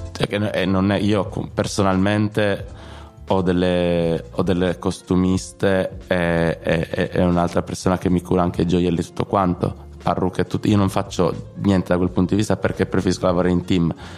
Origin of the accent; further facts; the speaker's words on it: Sardinia, Italy; crescendo in Sardegna